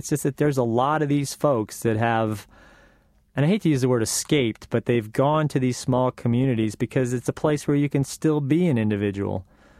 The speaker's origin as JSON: {"language": "English", "region": "East Coast", "country": "United States", "tie": "born or raised there", "said": "But I grew up on the East Coast, and I worked for 8 years as a lifeguard in a town called Ocean City, New Jersey."}